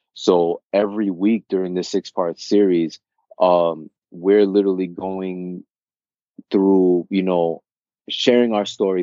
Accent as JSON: {"language": "English", "town": "New York City", "region": "New York", "country": "United States", "tie": "born or raised there", "also_born_or_lived": "Queens", "said": "I am a New Yorker, born and raised, born and raised in Brooklyn, currently residing in Queens"}